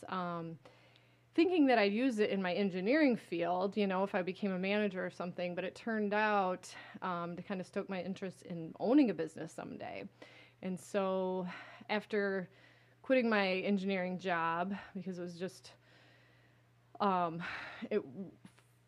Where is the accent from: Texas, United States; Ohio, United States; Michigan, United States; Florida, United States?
Michigan, United States; Caro; also born or lived in Decatur, Illinois / East Lansing, Michigan; now in Lansing, United States; we moved to the Thumb area in a place called Caro, Michigan. Okay. It's a small town in the Thumb. Grow sugar beets. We have a sugar beet factory there.